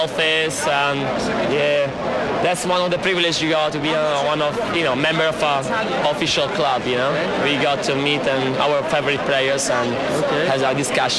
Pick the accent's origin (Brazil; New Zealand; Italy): Italy; Riccione, Emilia-Romagna; English is a second language; moved away as an adult; now in London, United Kingdom; From Riccione